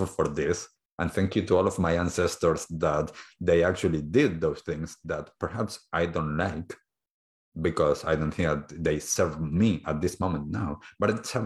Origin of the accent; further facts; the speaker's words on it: Argentina; now in New Zealand; I grew up in Argentina